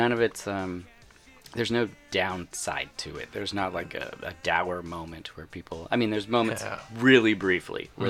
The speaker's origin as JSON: {"language": "English", "town": "Springfield", "region": "Oregon", "country": "United States", "tie": "born or raised there", "also_born_or_lived": "Portland, Oregon", "said": "I grew up in Springfield, Eugene area of Oregon"}